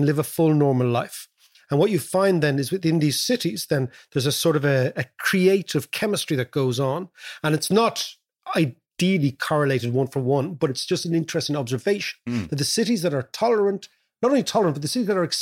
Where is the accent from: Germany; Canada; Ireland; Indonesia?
Ireland; moved away as an adult; also born or lived in London; when we came from Ireland, they couldn't place us